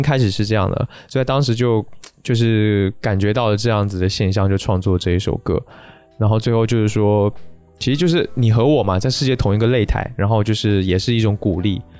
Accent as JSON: {"language": "Chinese", "country": "Taiwan", "moved": "yes", "lives_now": "Beijing, China", "said": "因为我是台湾人嘛"}